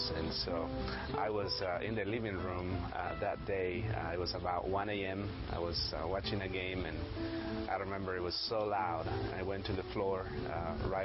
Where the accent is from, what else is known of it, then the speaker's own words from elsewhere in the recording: Mexico; moved away as an adult; I grew up in Mexico.